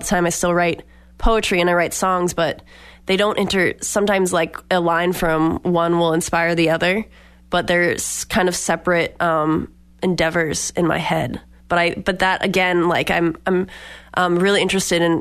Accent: Boxford, Massachusetts, United States; now in Hartford, United States; I'm a singer-songwriter based in Hartford, Connecticut, but I grew up around here in Boxford, Massachusetts

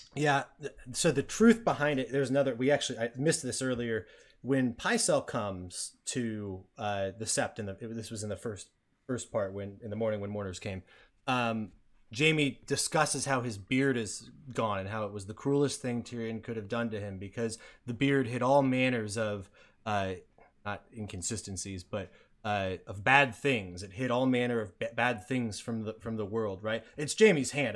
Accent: United States; we're American.

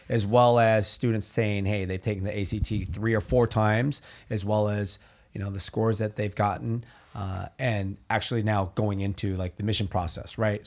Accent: Orange County, Southern California, United States; we're from Southern California, we're from Orange County

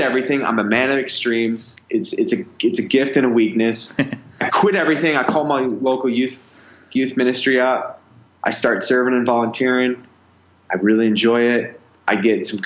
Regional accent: Minneapolis, Minnesota, United States; also born or lived in Arizona; I was raised in Minneapolis, Minnesota, up north

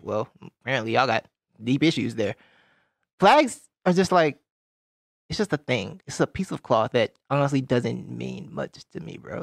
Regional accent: Georgia, United States; Growing up in the South, I'm from Georgia

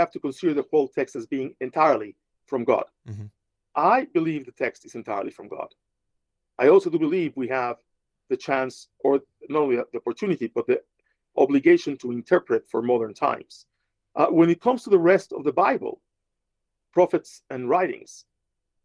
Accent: Mexico City, Mexico; moved away as an adult; also born or lived in New York City; now in Las Vegas, United States; I'm from Mexico City, where there's only one kind of Christianity, Catholicism.

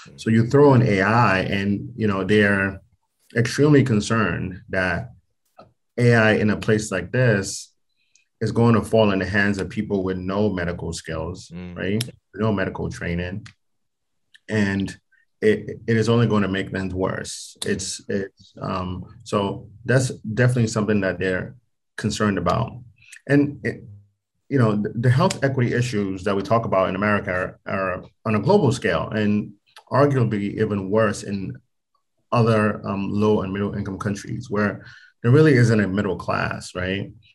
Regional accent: Nigeria; now in United States; I'm actually from from Nigeria

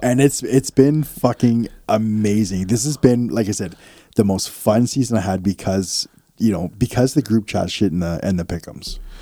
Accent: Canada; accent: Canadian; do we have a Canadian accent

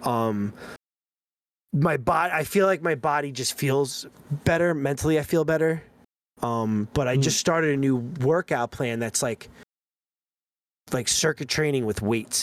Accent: Long Island, New York, United States; he heard my accent, he heard the way I was talking, and he's like, "Any chance you're from Long Island?" And I was like, "Yeah."

